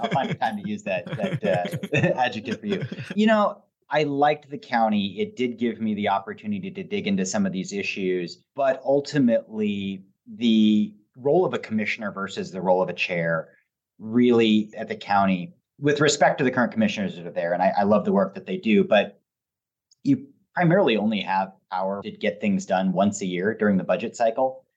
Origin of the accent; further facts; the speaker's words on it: Portland, Oregon, United States; I grew up about three blocks from here.